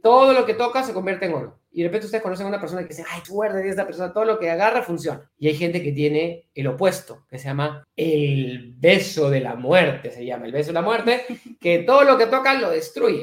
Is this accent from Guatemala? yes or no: no; Peru; acá en mi país es una cosa muy rara, porque en el Perú